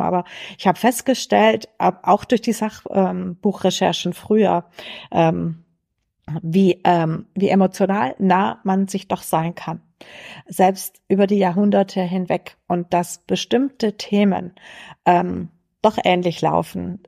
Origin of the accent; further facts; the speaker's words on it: Swabia, Baden-Württemberg, Germany; accent: Swabian; der schwäbische Dialekt für mich auch ein Stück Heimat, äh, weil ich hier aufgewachsen bin